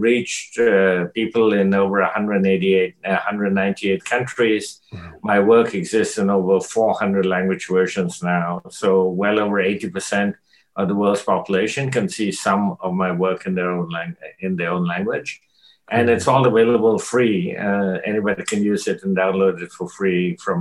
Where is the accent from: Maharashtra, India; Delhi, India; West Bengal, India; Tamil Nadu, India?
West Bengal, India; Kolkata; moved away; also born or lived in North America; my social upbringing in India before I came to North America. I was born in Calcutta